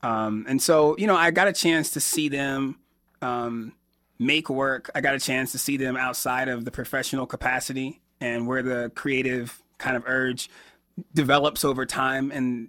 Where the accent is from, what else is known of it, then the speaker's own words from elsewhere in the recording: Johnson City, New York, United States; born there; also born or lived in Alabama / Georgia / Florida; now in Chicago, United States; I was born in Johnson City, New York, which is right outside of Binghamton. And I lived most of my life in the South. So I've lived in Alabama and Georgia. I lived in Florida for about 13 years before I moved to Chicago a few years ago.